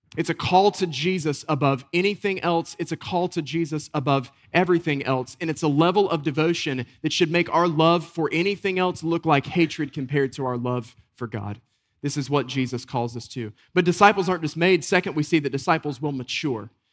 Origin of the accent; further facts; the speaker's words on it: Western North Carolina, United States; a boy growing up in Western North Carolina, we'd get these deep snows